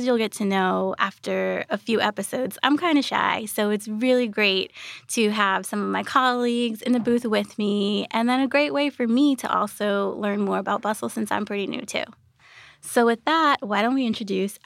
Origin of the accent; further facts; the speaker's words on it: New York, United States; I am a lifelong native New Yorker.